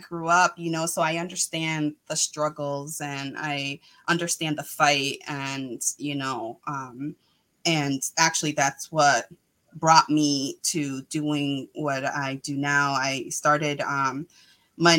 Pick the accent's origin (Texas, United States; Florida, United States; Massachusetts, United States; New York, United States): Massachusetts, United States; Worcester; also born or lived in Guayama, Puerto Rico / Boston; now in Southbridge, United States; I was born in Guayama, Puerto Rico. I came out here when I was, I think four. I lived in Boston, and then we moved to Worcester. So I've been a longtime resident of Worcester